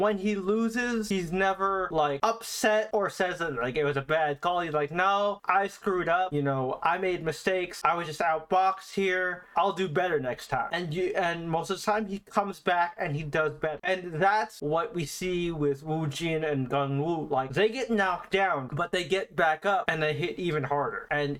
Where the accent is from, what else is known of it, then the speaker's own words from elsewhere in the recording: Philippines; Not just because I'm Filipino, but because Pacquiao went from this poor kid in the Philippines